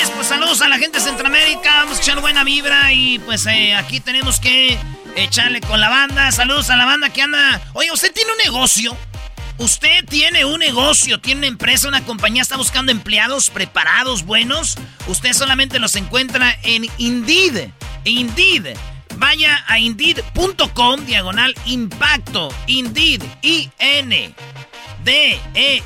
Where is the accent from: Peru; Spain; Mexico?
Mexico; Jiquilpan, Michoacán; born or raised there